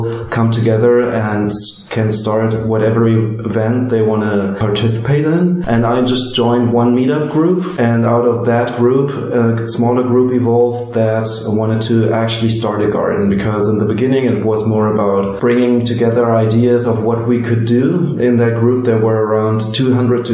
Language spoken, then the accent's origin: English; Berlin, Germany; I grew up here in Berlin, I just approached my old schools